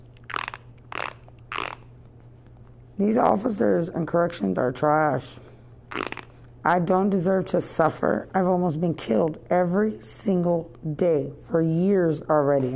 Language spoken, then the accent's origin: English; United States; I'm American. I speak English.